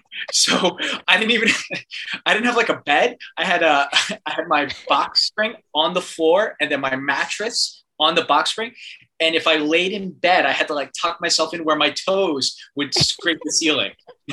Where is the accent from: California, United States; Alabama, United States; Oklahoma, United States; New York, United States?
New York, United States; Look, I'm a New Yorker. Watch me.